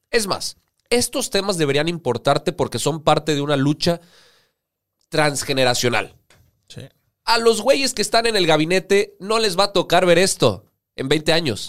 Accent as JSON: {"language": "Spanish", "country": "Mexico", "said": "a nosotros como mexicanos"}